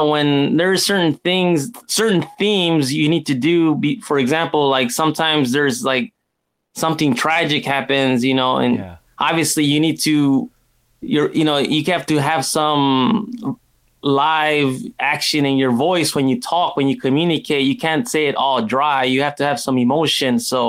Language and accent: English; United States; now in Japan; here in Japan, it's a totally different world, you know, in comparison, you know, because I'm originally from the United States